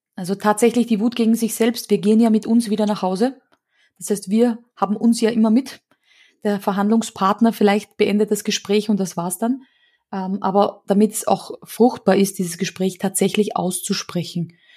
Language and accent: German; Austria; so hysterische Funsen oder sowas, nennt man das bei uns in Österreich